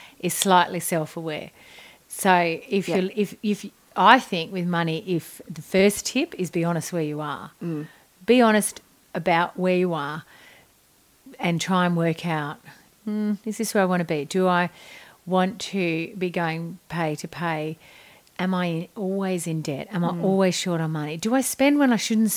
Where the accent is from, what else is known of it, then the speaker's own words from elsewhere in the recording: Australia; we're the Aussie Ockers